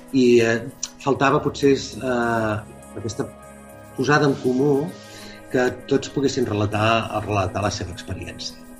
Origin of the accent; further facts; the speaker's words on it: Calella, Catalonia, Spain; also born or lived in Castelldefels; soc de Calella, per tant jo no sóc de Castelldefels